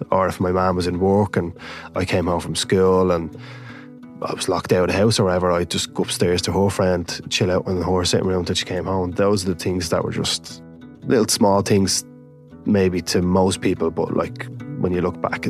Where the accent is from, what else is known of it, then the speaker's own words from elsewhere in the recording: Dublin, Leinster, Ireland; When I grew up in Ballymun, it was a community full of energy.